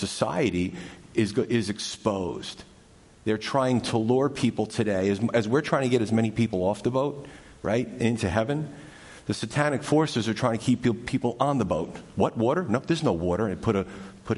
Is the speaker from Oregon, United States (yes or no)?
no; New York, United States; growing up in New York